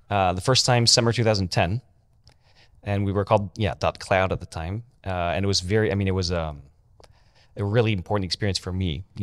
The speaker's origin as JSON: {"language": "English", "country": "France", "said": "I'm French. Okay. I don't sound French, but I am French."}